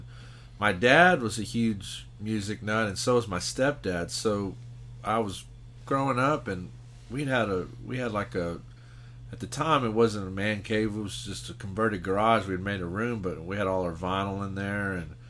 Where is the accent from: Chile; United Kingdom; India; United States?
United States; San Antonio, Texas; I was born in San Antonio, which is the kind of quote-unquote heavy metal rock and roll capital of the world. It's like the first place … ever played outside of Canada. … was huge in San Antonio.